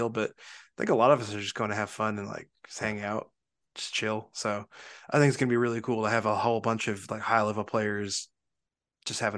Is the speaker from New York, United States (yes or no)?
yes; New York, United States; from Long Island.